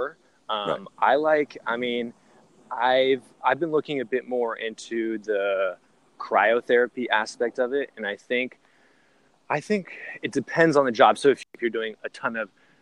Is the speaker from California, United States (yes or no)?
yes; the Bay Area, California, United States; I'm from the Bay